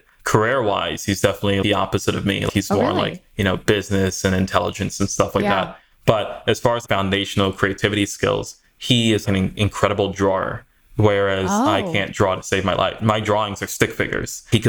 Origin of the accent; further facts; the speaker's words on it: Maryland, United States; also born or lived in New York / Sweden / Trinidad; So I was born in New York, spent some time in New York and Sweden and Trinidad, South America area growing up. But by the time I got to high school, I was fully situated in Maryland.